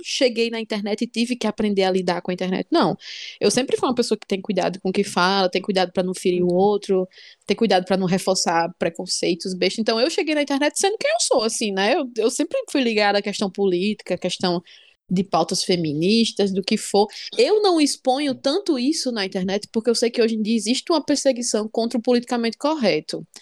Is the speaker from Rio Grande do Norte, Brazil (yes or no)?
yes; Natal, Rio Grande do Norte, Brazil; accent: natalense; Eu achava que eu não tinha sotaque. Eu achava hum. que, que eu não tinha tantas referências daqui